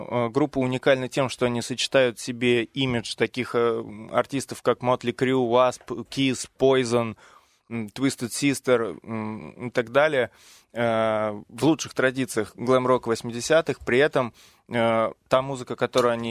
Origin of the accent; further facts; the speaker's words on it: Moscow, Russia; я а, из Москвы.